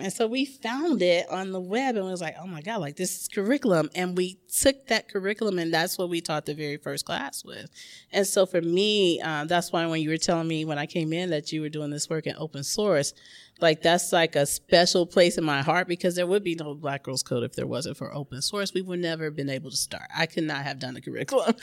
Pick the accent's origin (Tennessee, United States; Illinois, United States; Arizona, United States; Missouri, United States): Tennessee, United States; Memphis; now in Oakland, United States; my hometown. which is Memphis, Tennessee